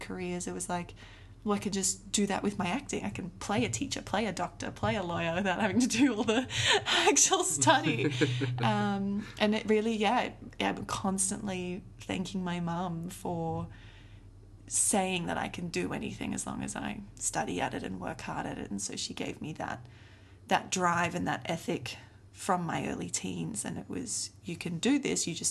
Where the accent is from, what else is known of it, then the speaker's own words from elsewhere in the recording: South Africa; I grew up in South Africa